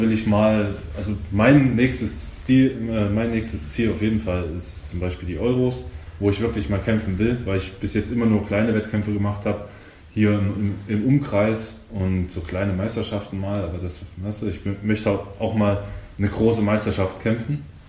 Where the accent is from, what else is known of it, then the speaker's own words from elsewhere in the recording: eastern Germany, Germany; ich komme ja aus dem Osten